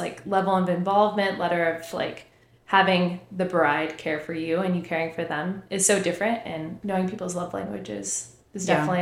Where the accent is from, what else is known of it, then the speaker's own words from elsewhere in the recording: Texas, United States; moved away as an adult; now in New York, United States; growing up in Texas